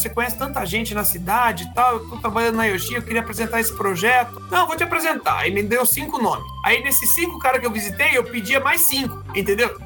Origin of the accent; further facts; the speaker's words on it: São Paulo, Brazil; also born or lived in Florianópolis / Japan; now in Maringá, Brazil; eu nasci em São Paulo, capital, minha família é de lá